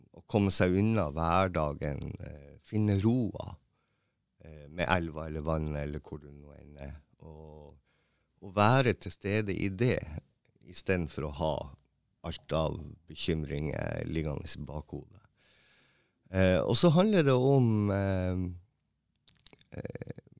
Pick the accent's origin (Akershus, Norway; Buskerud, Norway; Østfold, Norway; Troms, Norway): Troms, Norway; Tromsø; moved away as an adult; also born or lived in Mo i Rana; Jeg er jo opprinnelig fra Tromsø, og så flytta jeg til Mo, for jeg fikk jobb på teatret